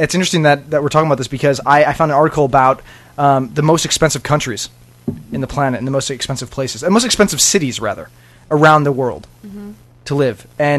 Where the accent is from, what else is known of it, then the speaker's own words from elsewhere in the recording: Chicago, Illinois, United States; I'm from Chicago